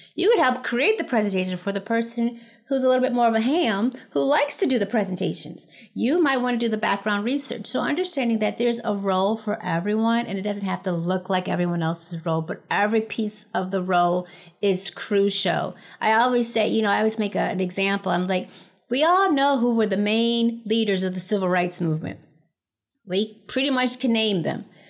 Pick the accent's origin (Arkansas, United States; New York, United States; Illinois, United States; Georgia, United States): New York, United States; Buffalo; moved away; I grew up in Buffalo, New York.